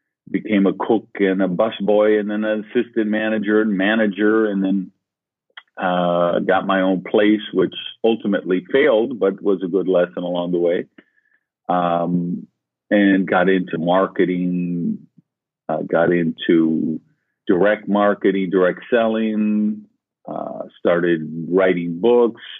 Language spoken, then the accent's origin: English; Madison, Wisconsin, United States; I grew up in Madison, Wisconsin